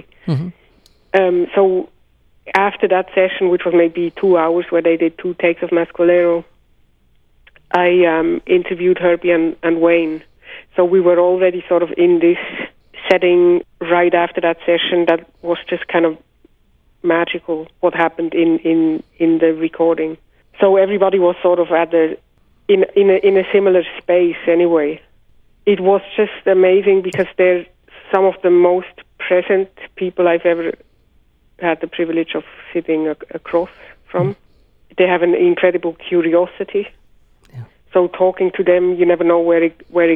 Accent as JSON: {"language": "English", "country": "Switzerland", "tie": "born or raised there", "said": "growing up in Switzerland"}